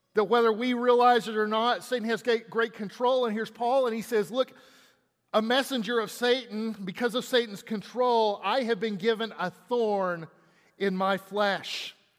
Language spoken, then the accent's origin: English; Texas, United States; I'm from Texas